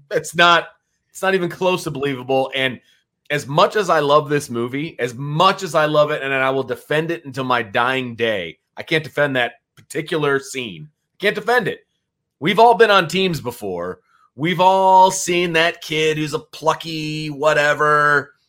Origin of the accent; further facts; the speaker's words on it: Elkhart, Indiana, United States; also born or lived in Bristol, Indiana; I grew up in Elkhart